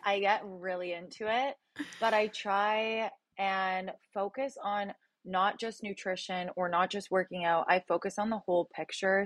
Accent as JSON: {"language": "English", "area": "a little town outside of Toronto", "region": "Ontario", "country": "Canada", "moved": "as an adult", "lives_now": "Los Angeles, United States", "said": "I'm from a little town outside of Toronto, but I lived in Toronto for seven years"}